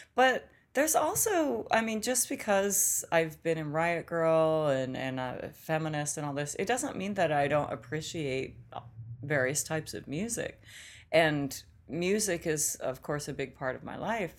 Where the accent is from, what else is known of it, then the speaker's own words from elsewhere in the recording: Olympia, Washington, United States; moved away as an adult; also born or lived in New York; now in Los Angeles, United States; growing up in Olympia